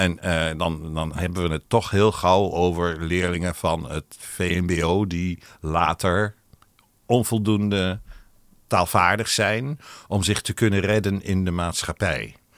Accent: Netherlands; first language Hebrew; Dutch is a second language; toen ze weer in Nederland terugkwamen eh, na de oorlog, toen eh, ben ik dus opgegroeid met uh, Ivriet als eerste taal

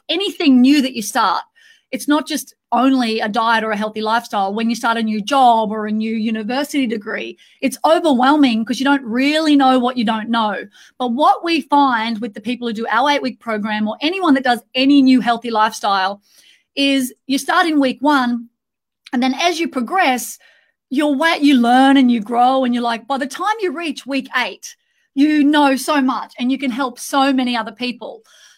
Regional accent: Australia; now in Dubai, United Arab Emirates; We're in Dubai at the moment, so we're missing an Australian accent, so Abby, we feel like we're at homesick.

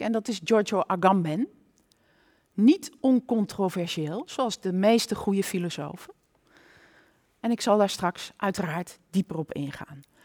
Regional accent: Nijmegen, Gelderland, Netherlands; ik kom uit Nijmegen, een kind van deze stad

